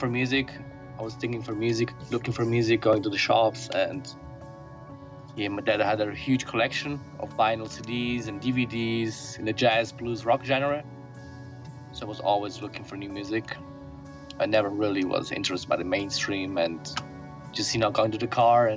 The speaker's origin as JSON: {"language": "English", "town": "Avellino", "region": "Campania", "country": "Italy", "tie": "born or raised there", "moved": "yes", "said": "I was born in Italy, in the south. Small little town called Avellino, which is, nearby Napoli, Naples"}